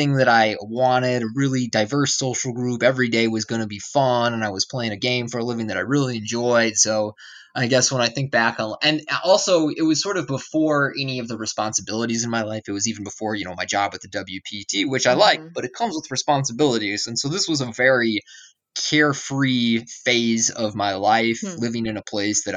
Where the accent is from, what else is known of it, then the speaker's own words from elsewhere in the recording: Madison, Wisconsin, United States; I grew up in Madison, Wisconsin, which is like a university city in the Midwest.